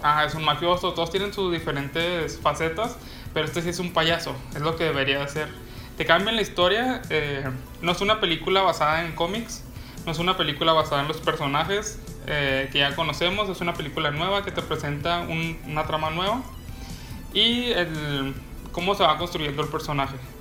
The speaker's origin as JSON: {"language": "Spanish", "country": "Mexico", "said": "nosotros como mexicanos"}